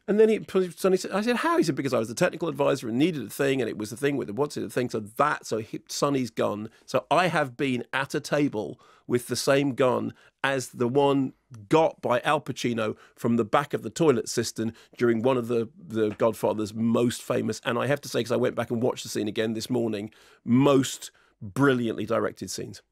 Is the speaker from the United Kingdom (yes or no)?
yes; United Kingdom; I'm British